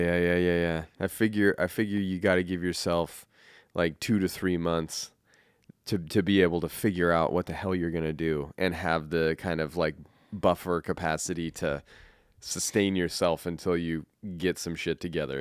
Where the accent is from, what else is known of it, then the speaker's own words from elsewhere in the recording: Colorado, United States; also born or lived in California; now in Saint Helens, United States; growing up in Colorado